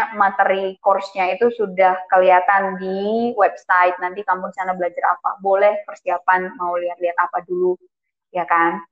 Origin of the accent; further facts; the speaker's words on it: Indonesia; moved away; dari Indonesia